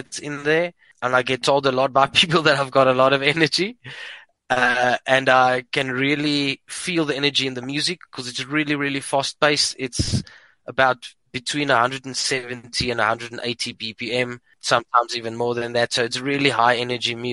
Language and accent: English; Port Elizabeth, Eastern Cape, South Africa; moved away as an adult; now in Pretoria, South Africa; I'm from Port Elizabeth